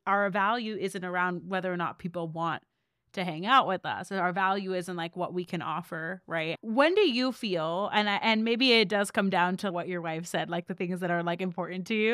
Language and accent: English; Seattle, Washington, United States; now in Austin, United States; I grew up in Seattle.